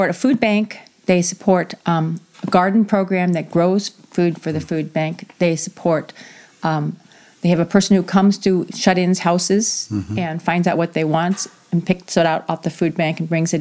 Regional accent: New England, United States; now in South Whidbey, United States; I grew up in New England where there is somewhat of a caste system.

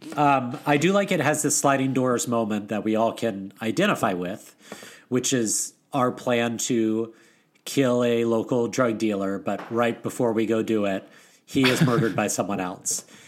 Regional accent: the South, United States; moved away; someone that grew up in the South where we don't really have lacrosse

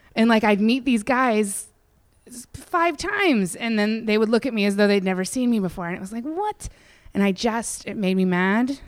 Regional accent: Indiana, Pennsylvania, United States; moved away as an adult; also born or lived in Pittsburgh, Pennsylvania / San Francisco, California; now in Los Angeles, United States; Indiana, Pennsylvania

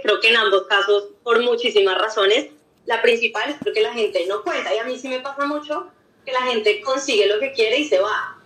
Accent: Bogotá, Colombia; also born or lived in Oxford; soy también bogotana, em, también estudié todo en Colombia, colegio, universidad

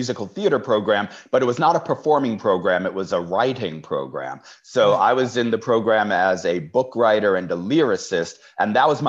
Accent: New York City, New York, United States; moved away as an adult; now in California, United States; I grew up in Brooklyn, New York

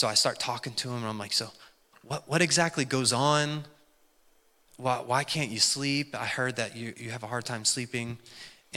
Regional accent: West Virginia, United States; I, you know, grew up in good old West by God, Virginia

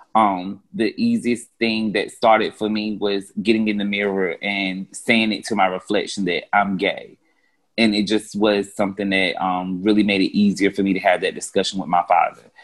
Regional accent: North Carolina, United States; accent: Carolina; now in Atlanta, United States

